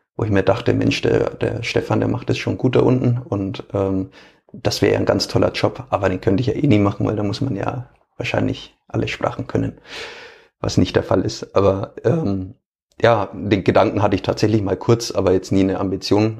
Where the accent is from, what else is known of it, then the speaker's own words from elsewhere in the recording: Franconia, Bavaria, Germany; accent: Franconian; auch ich äh, spreche ab und an einfach mal normales Fränkisch im Stadion oder zumindest unterdrücke ich es nicht komplett.